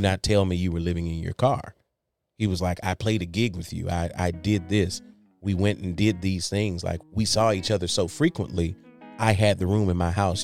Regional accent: Saginaw, Michigan, United States; moved away as an adult; also born or lived in Salisbury, North Carolina; now in Jacksonville, United States; I'm originally born and raised in Saginaw, Michigan

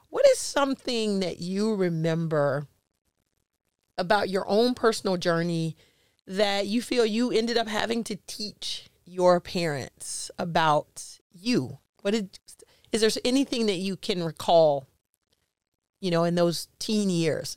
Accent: Jacksonville, Florida, United States; also born or lived in Chicago; I was born in Chicago, but I was raised in Jacksonville

